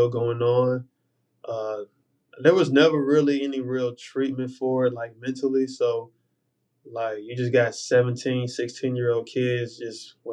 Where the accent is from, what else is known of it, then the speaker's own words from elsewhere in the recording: Charlotte, North Carolina, United States; growing up in Charlotte